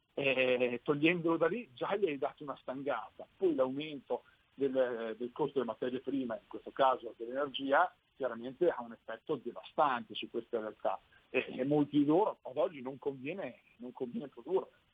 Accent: Sassuolo, Emilia-Romagna, Italy; io sono di Sassuolo proprio, quindi conosco molto bene la realtà del distretto ceramico

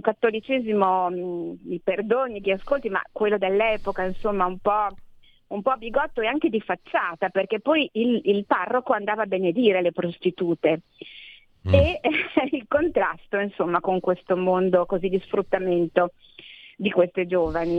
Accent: Ferrara, Emilia-Romagna, Italy; io sono di Ferrara, come tu sai. A Ferrara io ormai sono quella del foresto

